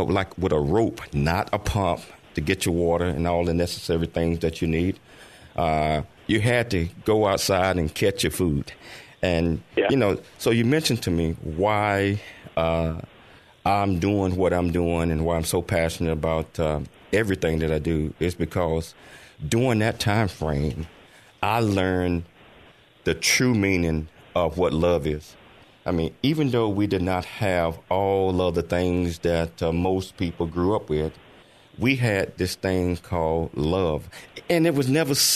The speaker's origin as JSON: {"language": "English", "town": "Chattanooga", "region": "Tennessee", "country": "United States", "tie": "born or raised there", "said": "I was born and raised in Chattanooga, Tennessee."}